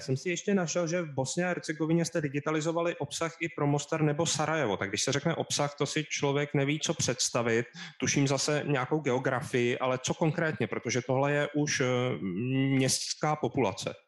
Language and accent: Czech; Czechia; my jsme z Česka